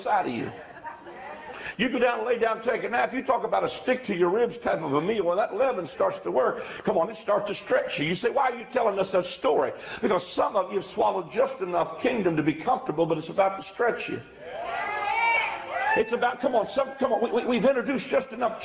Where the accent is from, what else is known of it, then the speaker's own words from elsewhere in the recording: West Virginia, United States; I'm from West Virginia, so I'm in my home state. But I'm a country boy